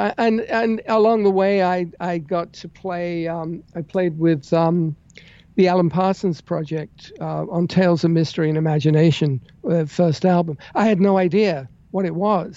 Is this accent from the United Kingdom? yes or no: yes; London, United Kingdom; moved away; I grew up in England. I was born in London.